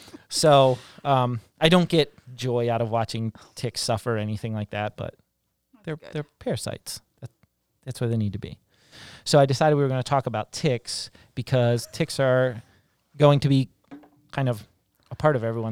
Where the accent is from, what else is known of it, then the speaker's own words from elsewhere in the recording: West Virginia, United States; It was the deer tick, not the, because I grew up in West Virginia.